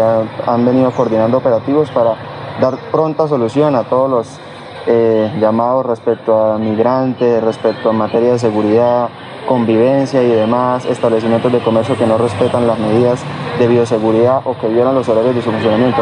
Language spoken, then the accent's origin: Spanish; Colombia; en nuestro país